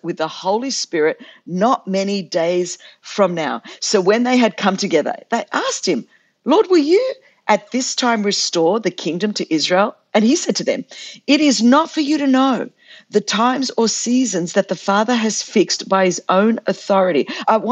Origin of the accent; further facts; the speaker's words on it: Australia; I'm like a Greek Australian chick